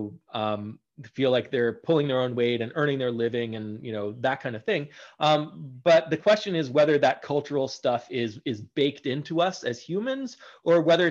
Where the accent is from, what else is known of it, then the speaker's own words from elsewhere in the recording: United States; as Americans